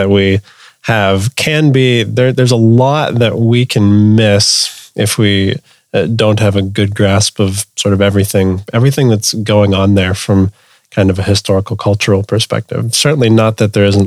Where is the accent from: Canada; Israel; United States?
Canada; a Canadian Southern Seminary grad